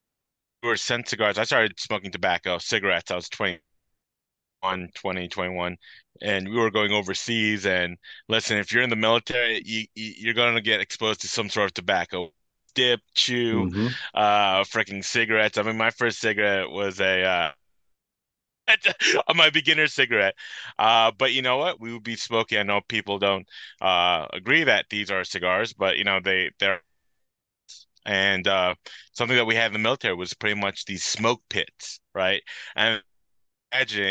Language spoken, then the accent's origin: English; Belleville, New Jersey, United States; also born or lived in Hopatcong, New Jersey; I was born and raised in Belleville, about like 45 minutes east of where I live now